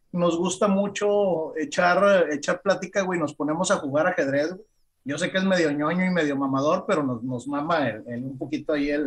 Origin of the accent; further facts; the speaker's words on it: Mexico; somos mexicanos